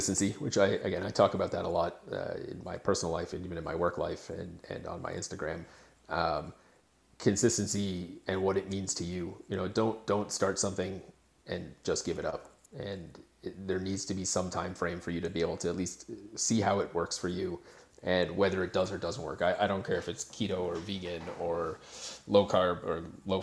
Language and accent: English; Canada; I am Canadian